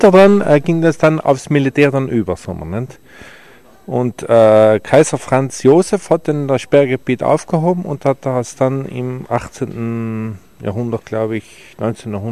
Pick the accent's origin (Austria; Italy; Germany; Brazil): Italy; Trentino-Alto Adige; ah, Südtirol